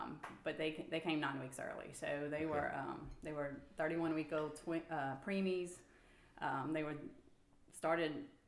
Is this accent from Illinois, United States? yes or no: no; Thibodaux, Louisiana, United States; we're both from Thibodaux, born and raised. We actually met at St. Joseph Elementary.